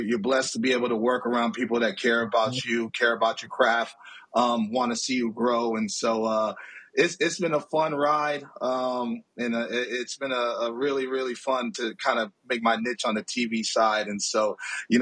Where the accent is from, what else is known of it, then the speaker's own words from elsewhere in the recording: Oakland, California, United States; also born or lived in Alameda, California; I'm from Oakland, California